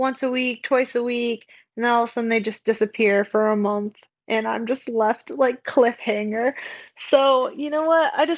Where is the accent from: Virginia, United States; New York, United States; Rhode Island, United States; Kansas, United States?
Rhode Island, United States; I'm from Rhode Island, and I grew up very, very Catholic